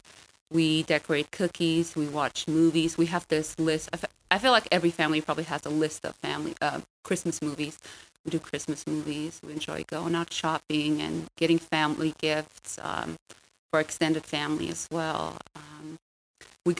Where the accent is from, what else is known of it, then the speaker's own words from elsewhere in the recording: Kaiserslautern, Rhineland-Palatinate, Germany; also born or lived in England; now in Travis, United States; I'm from Germany